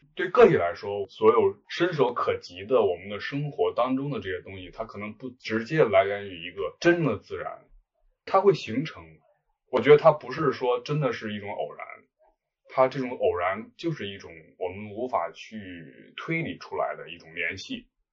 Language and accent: Chinese; Zhengzhou, Henan, China; also born or lived in Shunyi, Beijing; now in Beijing, China; 我是河南人，在河南郑州，现在住在顺义，北京顺义。嗯，到北京已经很多年了